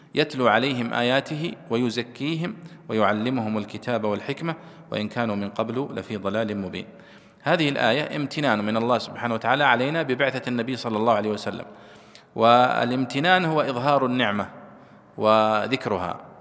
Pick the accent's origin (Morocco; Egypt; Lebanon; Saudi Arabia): Saudi Arabia; عندنا في السعودية